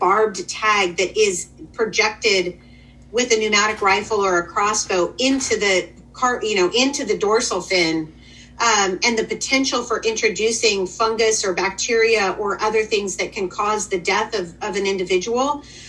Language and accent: English; California, United States; now in Washington, United States; we Washingtonians, I'm formerly a Californian and always probably will be at heart